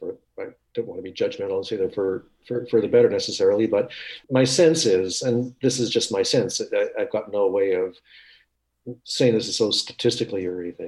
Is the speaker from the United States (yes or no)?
no; Winnipeg, Manitoba, Canada; moved away; I grew up in Winnipeg.